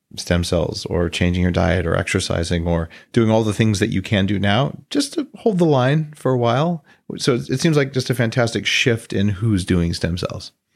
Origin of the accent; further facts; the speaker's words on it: New Mexico, United States; I grew up in New Mexico